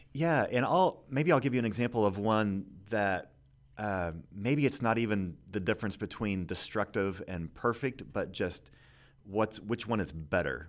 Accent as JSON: {"language": "English", "town": "Kansas City", "region": "Missouri", "country": "United States", "tie": "born or raised there", "said": "I grew up in Kansas City"}